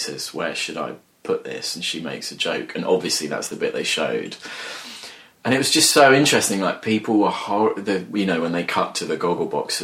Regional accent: Wheathampstead, East of England, United Kingdom; I grew up in a village called Wheat Hampstead, which is in Hertfordshire, really near Bedfordshire

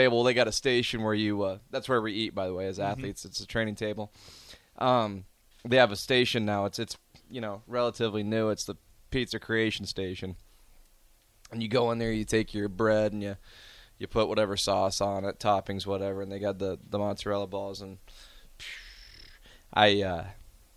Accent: Omaha, Nebraska, United States; I'm from Omaha

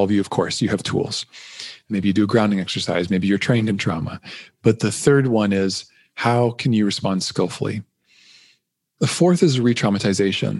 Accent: Canada; I'm a Canadian

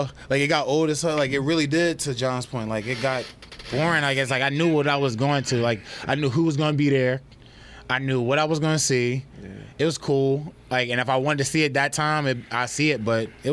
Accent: New Jersey, United States; I'm from New Jersey, and I like that.

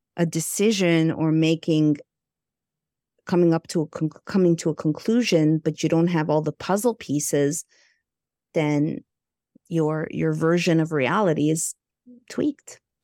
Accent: Montreal, Quebec, Canada; moved away as an adult; also born or lived in Burbank, United States; I hail from Montreal, Canada. I'm Egyptian Greek.

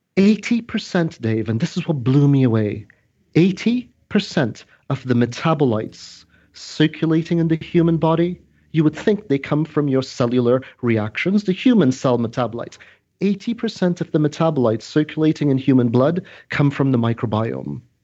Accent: Trinidad & Tobago; I'm originally from Trinidad

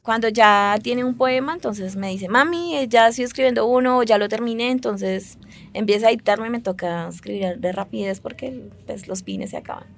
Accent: Putumayo, Colombia; now in Bogotá, Colombia; Yo nací en el Putumayo el 7 de diciembre del 86

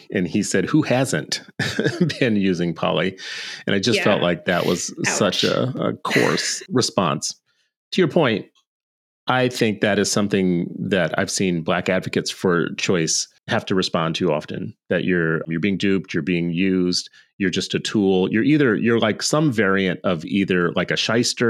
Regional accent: Minnesota, United States; I live in Minnesota

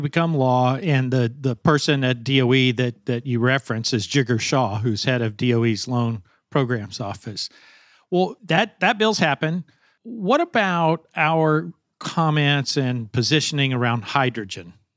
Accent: Arkansas, United States; I come from Arkansas. We're a predominantly agriculture state.

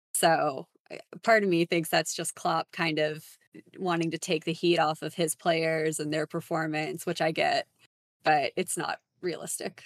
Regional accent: San Antonio, Texas, United States; I'm also from San Antonio, Texas

